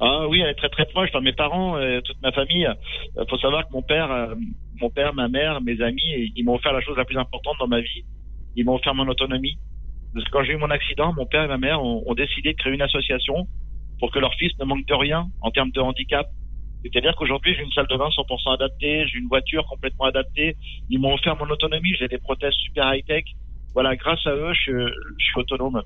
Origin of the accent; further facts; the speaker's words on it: Châtellerault, Nouvelle-Aquitaine, France; Châtellerault, dans la Vienne. Je suis un pur produit, euh, du Poitou.